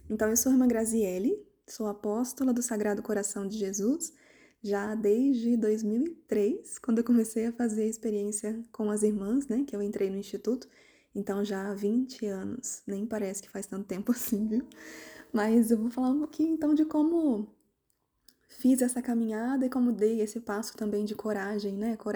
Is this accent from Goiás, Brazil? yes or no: no; Volta Redonda, Rio de Janeiro, Brazil; moved away as an adult; eu sou do interior do Rio de Janeiro, uma cidade que chama, se chama Volta Redonda, cidade do aço, né? Por causa da siderúrgica nacional.